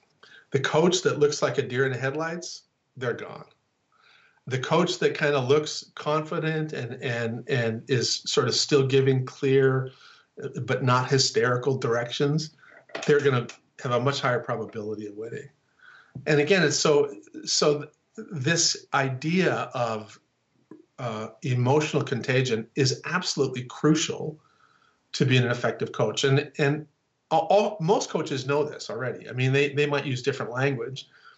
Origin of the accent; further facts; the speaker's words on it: North Dakota, United States; also born or lived in Chicago / Texas; So I'm from North Dakota, right? And I live I live on the East Coast, I live in Chicago, and then I moved to Texas.